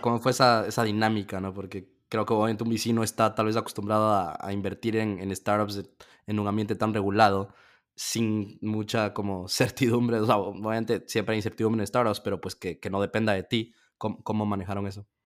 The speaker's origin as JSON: {"language": "Spanish", "country": "Ecuador", "said": "de donde soy yo en Ecuador"}